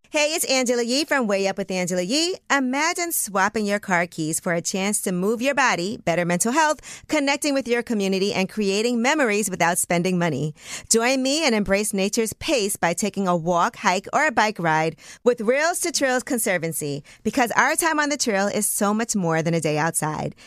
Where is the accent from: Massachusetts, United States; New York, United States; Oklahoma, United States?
New York, United States; New York City; as a New Yorker